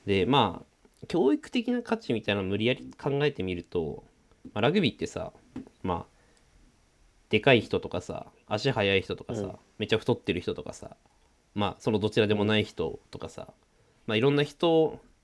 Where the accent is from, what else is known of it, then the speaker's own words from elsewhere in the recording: Sanjo, Aomori, Japan; 三条城出身だからさ。三条町って